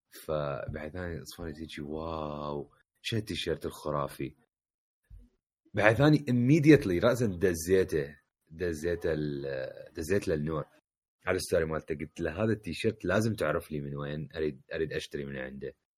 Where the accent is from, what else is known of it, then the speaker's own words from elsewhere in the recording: Baghdad, Baghdad Governorate, Iraq; now in Jordan; واحنا من بغداد